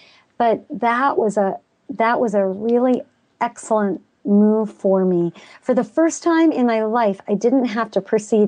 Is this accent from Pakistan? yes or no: yes; Pakistan; People don't realize I grew up in Pakistan.